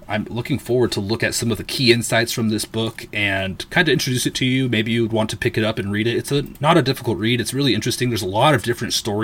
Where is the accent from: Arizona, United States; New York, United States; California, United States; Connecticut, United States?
California, United States; Southern; I was born in Southern California